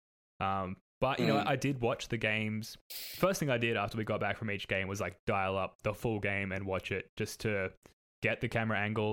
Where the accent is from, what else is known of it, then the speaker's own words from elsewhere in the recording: Australia; our characters as like Aussie hoops people